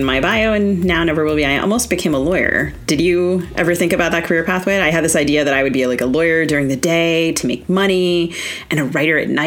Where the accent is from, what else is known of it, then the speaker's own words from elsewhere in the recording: Maryland, United States; my home state of Maryland